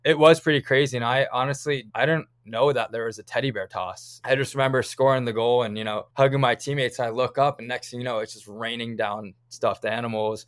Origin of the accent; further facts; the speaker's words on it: Wayne, New Jersey, United States; moved away as an adult; now in Tucson, United States; the rink I grew up in. I'd say the Ice Vault in Wayne, New Jersey